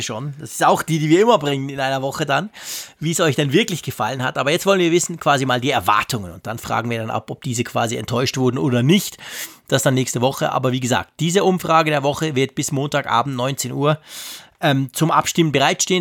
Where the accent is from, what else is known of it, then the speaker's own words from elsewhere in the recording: Switzerland; ich als Schweizer